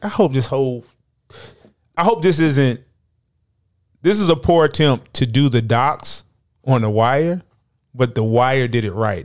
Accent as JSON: {"language": "English", "region": "the South", "country": "United States", "said": "I'm from the South."}